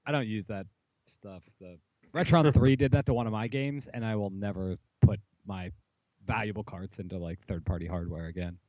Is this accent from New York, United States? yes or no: no; Pittsburgh, Pennsylvania, United States; I'm from Pittsburgh